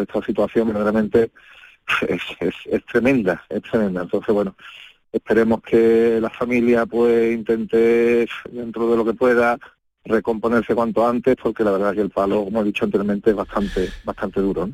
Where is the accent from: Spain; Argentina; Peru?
Spain; Utrera, Andalusia; yo soy de Utrega concretamente